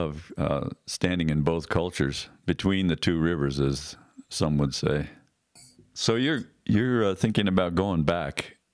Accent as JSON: {"language": "English", "country": "Ireland", "said": "I can get nostalgic about that, but, yeah, it, I am Irish."}